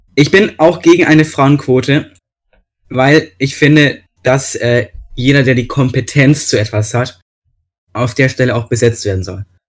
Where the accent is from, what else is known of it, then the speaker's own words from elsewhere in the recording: Bavaria, Germany; hier bei uns in Bayern